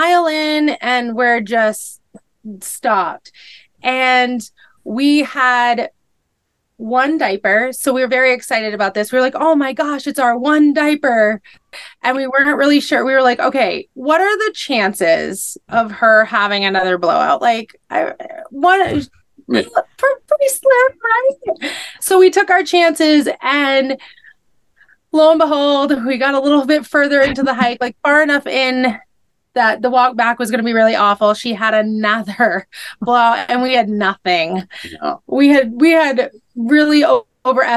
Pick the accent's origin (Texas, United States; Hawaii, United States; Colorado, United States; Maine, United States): Maine, United States; moved away; I've born and raised in Maine